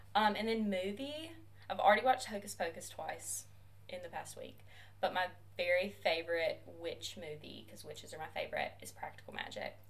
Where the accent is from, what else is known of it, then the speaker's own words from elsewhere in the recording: Demopolis, Alabama, United States; I am a second year grad student from Demopolis, Alabama.